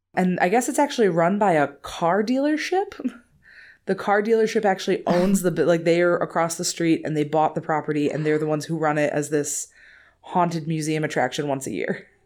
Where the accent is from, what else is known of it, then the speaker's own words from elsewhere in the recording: Wisconsin, United States; I'm from Wisconsin